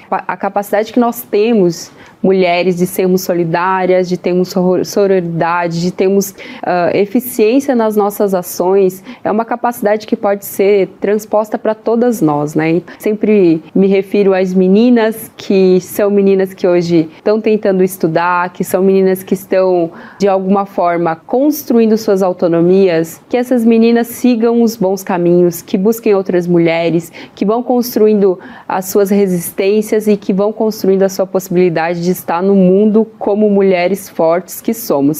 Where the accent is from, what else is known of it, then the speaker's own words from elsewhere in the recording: interior of Paraná, Brazil; now in Brasília, Brazil; Nasci de família muito pobre, sou paranaense, nasci no interior do Paraná